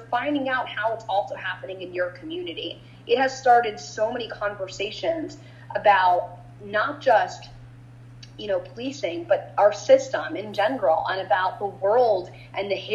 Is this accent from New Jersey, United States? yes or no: yes; New Jersey, United States; now in Louisville, United States; I'm from New Jersey. I'm from right outside New York City, about 2-minute drive from the Upper West Side